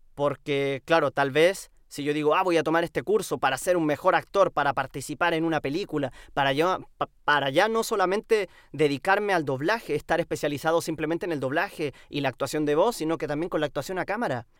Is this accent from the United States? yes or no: no; Chile; aquí, en mi tierra, en mi casa, en, Chile